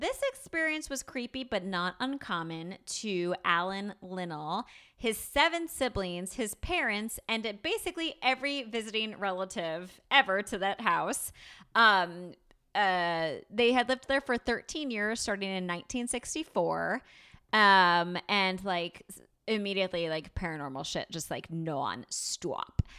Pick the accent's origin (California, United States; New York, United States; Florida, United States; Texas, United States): New York, United States; a born and bred New Yorker